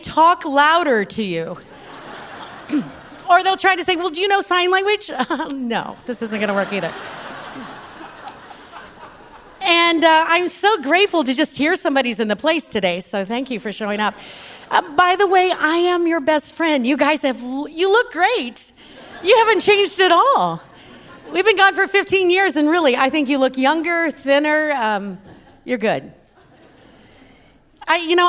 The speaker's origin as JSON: {"language": "English", "region": "Texas", "country": "United States", "accent": "Texas", "said": "my Texas accent."}